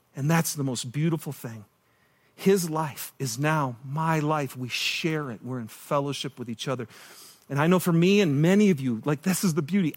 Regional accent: Michigan, United States; moved away; I'm from Michigan

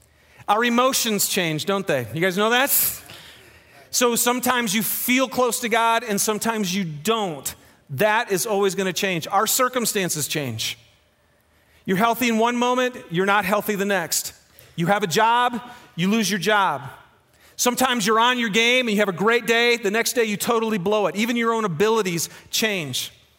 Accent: Michigan, United States; moved away; Now, I'm from Michigan, and when you fish in Michigan, you fish in lakes. So I hadn't fished in a river, I don't think, until I moved to Utah.

